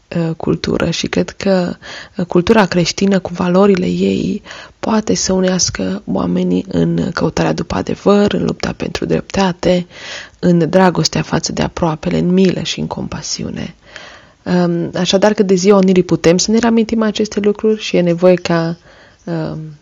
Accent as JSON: {"language": "Romanian", "town": "Cluj-Napoca", "region": "Cluj County", "country": "Romania", "said": "Sunt din Cluj-Napoca"}